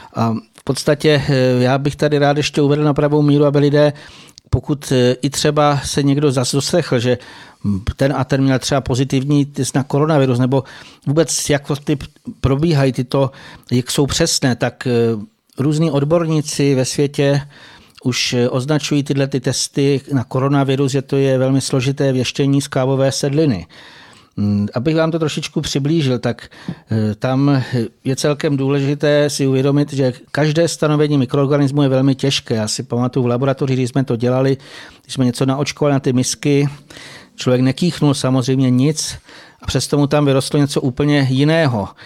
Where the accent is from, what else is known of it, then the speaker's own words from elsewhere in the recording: Bohemia, Czechia; u nás v Čechách